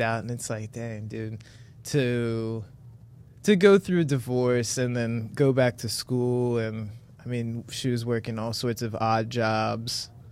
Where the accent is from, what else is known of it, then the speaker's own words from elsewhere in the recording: Monroe, Ohio, United States; I'm proudly from Monroe